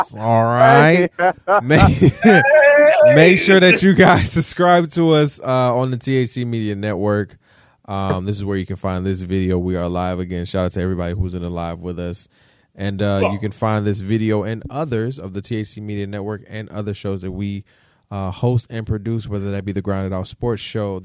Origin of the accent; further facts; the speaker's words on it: Detroit, Michigan, United States; I'm from Detroit